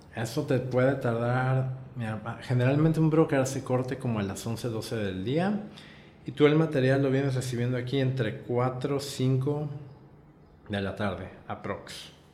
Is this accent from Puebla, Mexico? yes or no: yes; Puebla, Mexico; moved away as an adult; now in Tijuana, Mexico; Yo soy originario de Puebla. Me vine a vivir aquí a Tijuana hace nueve años